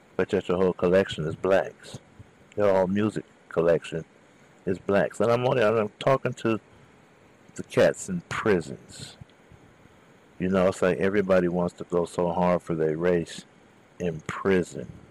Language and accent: English; Southern California, United States; I'm from Southern California